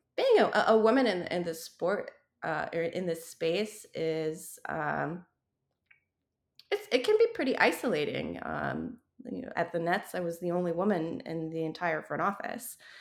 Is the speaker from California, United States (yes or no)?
no; Wyoming, United States; moved away; growing up in Wyoming